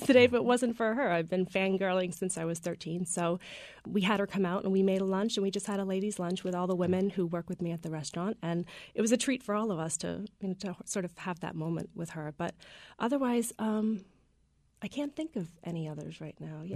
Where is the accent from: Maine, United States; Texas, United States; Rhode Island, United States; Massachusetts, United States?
Maine, United States; Freedom; I grew up in Freedom, and my dad had a little diner